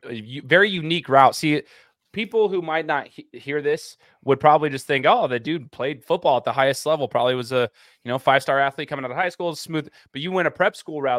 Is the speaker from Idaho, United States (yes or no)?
yes; Boise, Idaho, United States; I've been born and raised in Boise